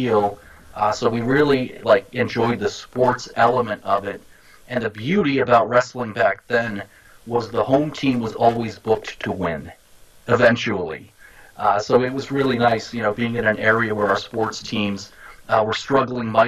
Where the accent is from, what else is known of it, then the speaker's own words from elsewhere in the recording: Boston, Massachusetts, United States; now in Miami, United States; I grew up in the Boston area